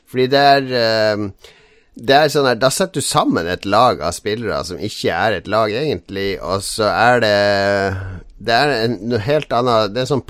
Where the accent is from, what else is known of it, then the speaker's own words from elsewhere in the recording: Harstad, Troms, Norway; now in Oslo, Norway; Altså det er jo Jeg flytta fra Harstad i 93.